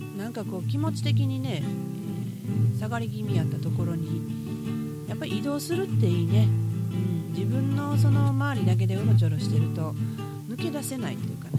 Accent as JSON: {"language": "Japanese", "region": "Osaka", "country": "Japan", "tie": "born or raised there", "said": "大阪生まれの大阪育ち"}